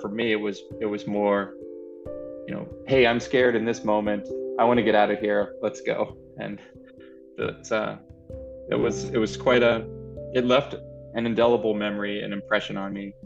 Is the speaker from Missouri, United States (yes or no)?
no; New Orleans, Louisiana, United States; I am from New Orleans, Louisiana